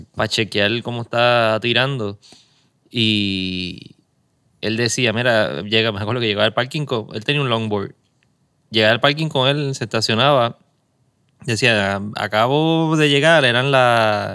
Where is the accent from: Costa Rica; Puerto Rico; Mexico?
Puerto Rico; Caguas; also born or lived in San Juan; Mi ciudad de, toda la vida, en Cagua